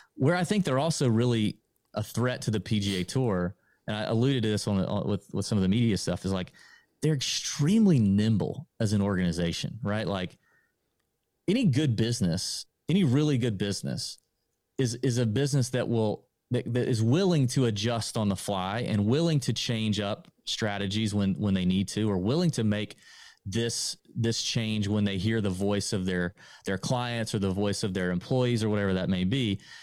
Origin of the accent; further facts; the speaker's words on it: Augusta, Georgia, United States; We're both born and raised in Augusta